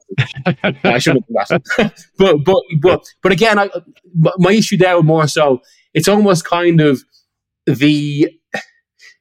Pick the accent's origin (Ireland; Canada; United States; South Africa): Ireland; as you can tell from the accent, I'm half Irish and grew up there